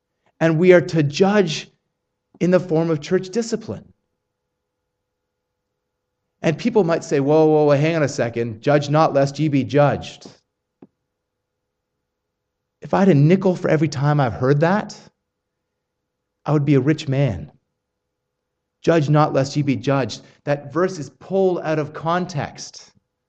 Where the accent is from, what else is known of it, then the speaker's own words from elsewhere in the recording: Australia; accent: Australian; I did not realize that my Australian accent had become that strong.